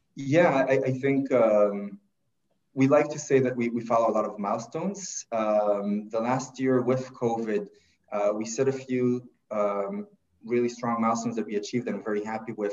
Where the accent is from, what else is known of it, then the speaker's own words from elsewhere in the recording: Israel; moved away as an adult; now in Toronto, Canada; I, am originally from, from Israel and I kind of did the regular path there, military service